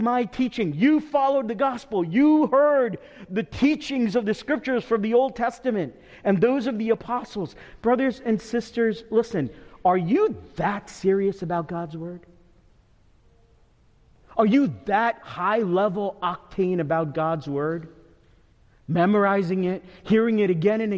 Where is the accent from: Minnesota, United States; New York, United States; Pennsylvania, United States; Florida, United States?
New York, United States; moved away; I'm from New York